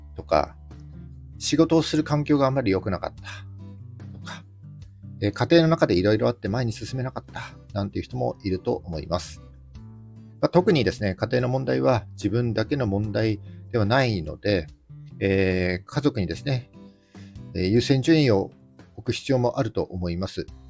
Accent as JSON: {"language": "Japanese", "region": "Yamagata", "country": "Japan", "tie": "born or raised there", "moved": "as an adult", "lives_now": "Sendai, Japan", "said": "僕はですね、山形出身です。で18歳で高校卒業してからは、ずっとここ仙台におります。"}